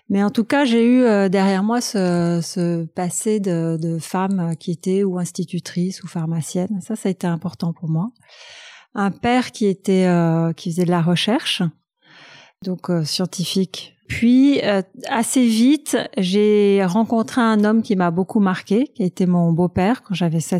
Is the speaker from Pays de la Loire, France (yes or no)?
no; Paris, Île-de-France, France; je suis née à Paris, dans le 8e arrondissement